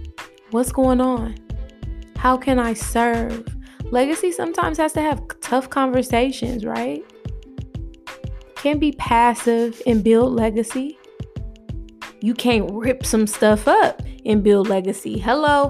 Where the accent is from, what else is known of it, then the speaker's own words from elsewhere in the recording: Oakland, California, United States; I'm born and raised in Oakland, California.